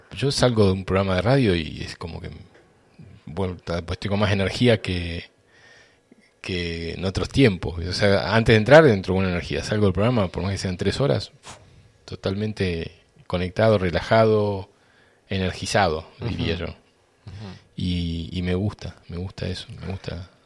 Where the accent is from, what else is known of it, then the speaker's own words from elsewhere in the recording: Boulogne Sur Mer, Buenos Aires Province, Argentina; also born or lived in Río Tercero, Córdoba, Argentina; yo tenía tres años y nos mudamos de Río Tercero a, a Boulogne, un barrio de San Isidro